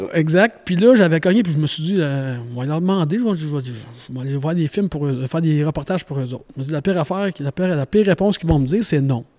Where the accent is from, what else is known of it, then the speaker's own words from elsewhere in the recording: Saint-Wenceslas, Quebec, Canada; now in Sainte-Monique, Canada; je viens de Saint-Wenceslas. OK. Pas trop loin de ce que j'habite en ce moment, Sainte-Monique.